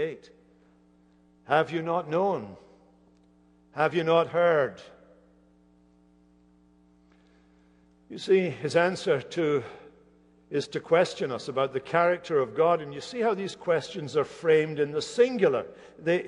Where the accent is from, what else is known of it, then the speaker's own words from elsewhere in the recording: Hamilton, Scotland, United Kingdom; moved away; not far from Hamilton, where I grew up in Scotland